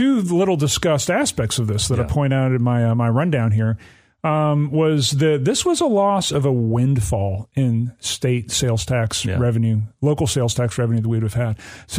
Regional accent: Alabama, United States; Yeah, it's near my hometown.

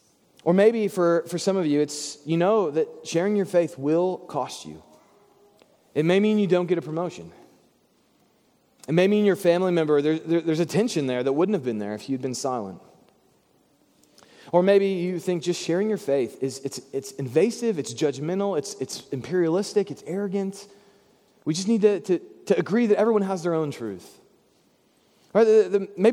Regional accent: Bible Belt, Southern United States, United States; growing up in the Bible Belt

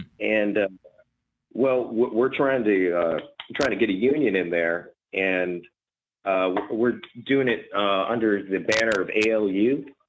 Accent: Cincinnati, Ohio, United States; I'm from Cincinnati.

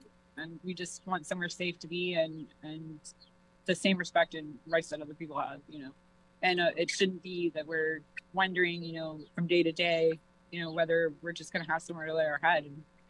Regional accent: Georgia, United States; moved away as an adult; now in New Haven, United States; I'm originally from Georgia. I came here because my husband's father is ill and his family is here.

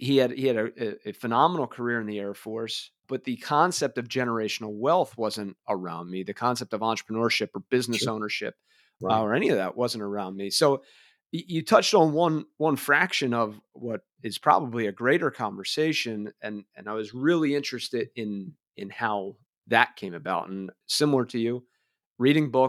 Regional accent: Philadelphia, Pennsylvania, United States; I grew up in Northeast Philly

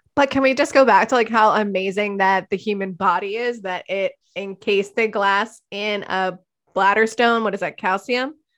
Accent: Hatboro, Pennsylvania, United States; I'm from Hatboro, Horsham

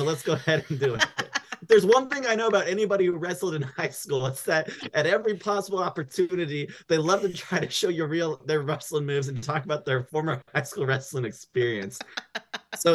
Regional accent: Buffalo, New York, United States; Upstate, I'm from Buffalo.

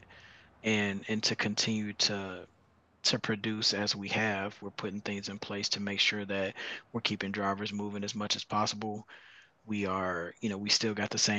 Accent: Chicago, Illinois, United States; moved away as an adult; now in Phoenix, United States; I'm born and raised in Chicago.

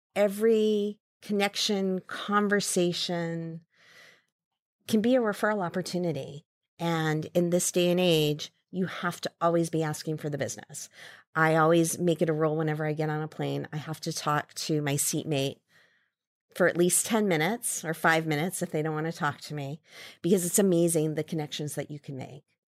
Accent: Ames, Iowa, United States; moved away as an adult; also born or lived in Saratoga, California; now in San Francisco, United States; I grew up in Ames, Iowa

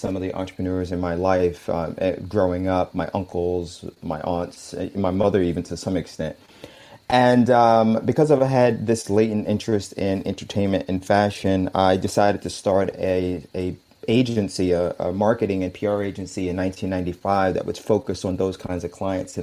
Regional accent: New York City, New York, United States; moved away as an adult; now in Hayama, Japan; I'm originally from Brooklyn. I was born and raised in Bedford-Stuyvesant.

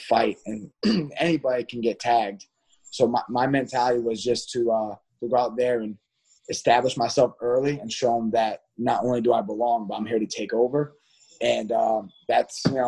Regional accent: South Carolina, United States; now in Connecticut, United States; I'm from South Carolina originally. I moved to Connecticut in 2014.

